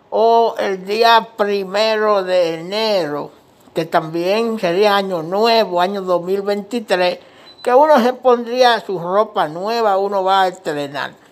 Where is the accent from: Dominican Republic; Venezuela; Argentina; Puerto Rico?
Dominican Republic; now in Washington, United States; Pues yo soy dominicano, eh, yo vivo aquí en Washington DC, en los Estados Unidos, pero somos dominicanos. Y nacido y criado allá en República Dominicana.